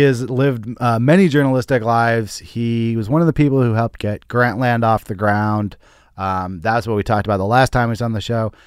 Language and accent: English; Berkeley, California, United States; I grew up in Berkeley